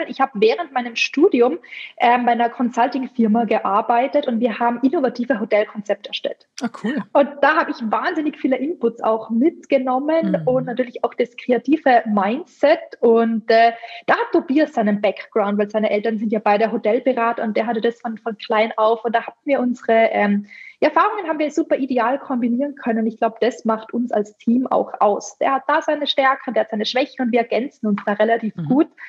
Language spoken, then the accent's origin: German; Tyrol, Austria; Genau, also ich bin in den Kitzbüheler Alpen groß gewachsen, aufgewachsen, groß geworden. Also Tourismus pur, von, von mhm. klein auf natürlich, äh, fünf Minuten von der Gondelstation entfernt.